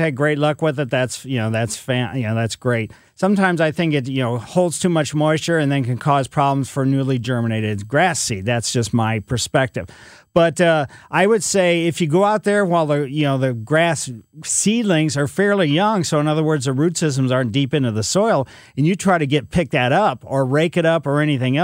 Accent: Ellisville, Missouri, United States; I grew up in Ellisville, West County, a lot of clay out there

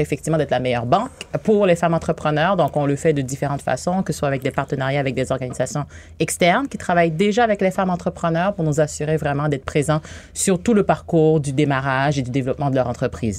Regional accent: Haiti; moved away as an adult; now in Quebec, Canada; je suis née en Haïti. Ah Ça fait 18 ans que je suis ici.

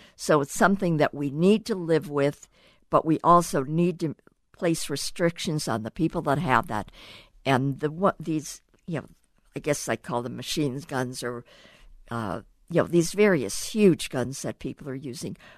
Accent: Cleveland, Ohio, United States; I grew up actually in Cleveland, Ohio, in my backyard was a huge railroad yard

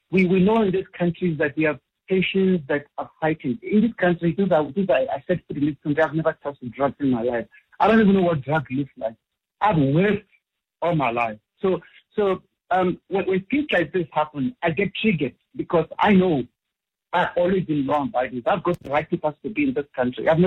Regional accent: Gauteng, South Africa; also born or lived in Bedfordview; I identify as Nigerian as much as identify as South African. I mean, I've lived here all my life.

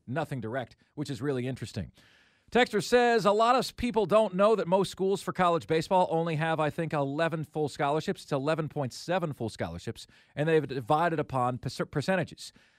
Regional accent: Tampa, Florida, United States; my hometown of Tampa Bay

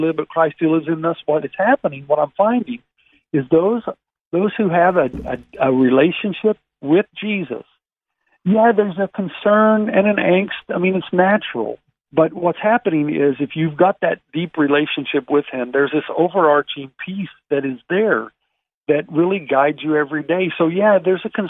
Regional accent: the South, United States; we grew up even in the South singing some of these songs

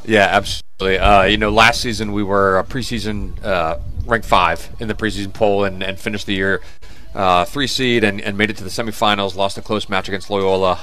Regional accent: Dayton, Ohio, United States; moved away as an adult; also born or lived in Alabama / Texas; now in Richmond, United States; I'm from Dayton. Uh, my family, you know, originally from Alabama, Texas, so no real roots in Ohio other than uh, moved for my dad's job. So because of that reason, Dayton is home.

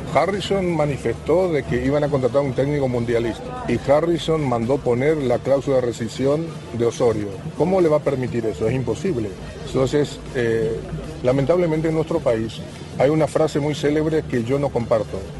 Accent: Paraguay; Nosotros como paraguayos tenemos historia

